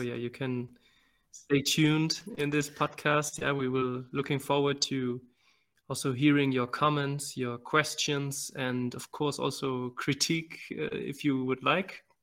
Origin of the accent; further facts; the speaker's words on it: Germany; moved away as an adult; also born or lived in Venezuela / Nicaragua; now in Malawi; I was born in Venezuela and raised in Germany